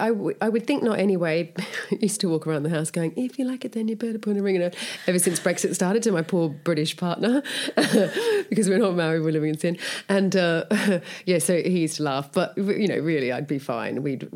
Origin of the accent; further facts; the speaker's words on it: Bundaberg, Queensland, Australia; accent: Australian; moved away as an adult; now in London, United Kingdom; Oh, so I'm from Australia, from a small country town called Bundaberg, which is famous for their rum and their beer.